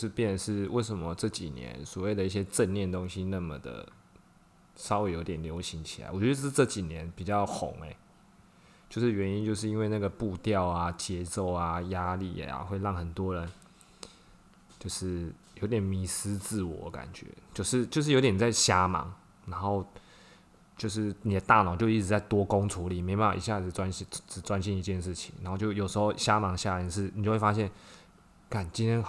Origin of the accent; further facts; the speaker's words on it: Taipei, Taiwan; 总之我们就是台北人啊，走路比较快。